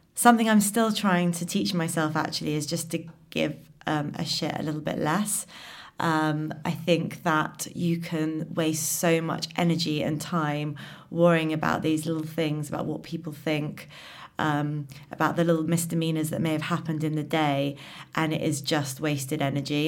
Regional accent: London, United Kingdom; I'm a Londoner, born in London

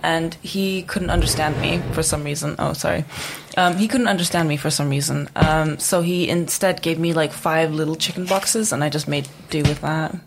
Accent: Czechia; moved away as an adult; I was born and raised in Czech Republic.

